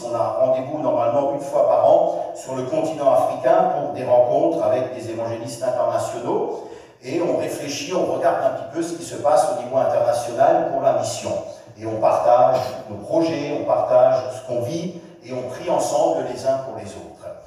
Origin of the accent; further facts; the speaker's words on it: France; Chez nous en France